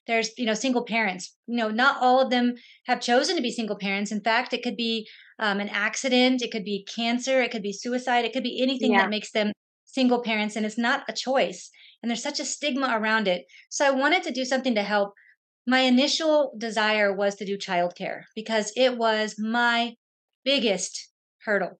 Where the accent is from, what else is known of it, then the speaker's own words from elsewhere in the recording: San Antonio, Texas, United States; I'm from San Antonio